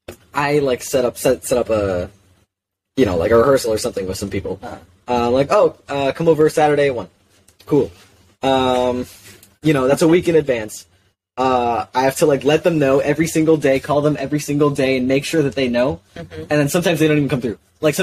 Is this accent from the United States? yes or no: no; England, United Kingdom; I'm also an English guy.